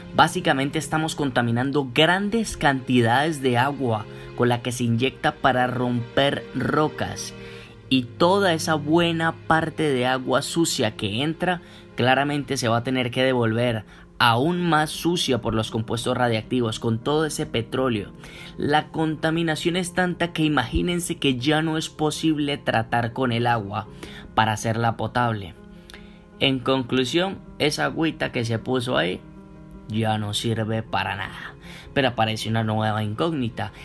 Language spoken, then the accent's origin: Spanish; Colombia; nosotros somos colombianos